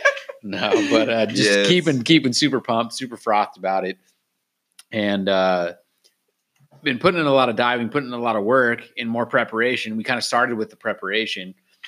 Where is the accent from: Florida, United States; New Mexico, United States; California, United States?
California, United States; Claremont; my hometown, man. Claremont